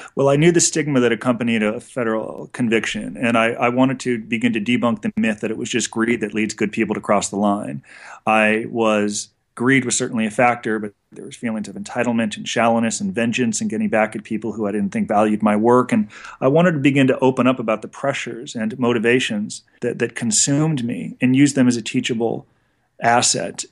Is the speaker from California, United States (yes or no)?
yes; Los Angeles, California, United States; So I grew up in Encino, California, which is a, a Jewish enclave about twenty minutes outside of Los Angeles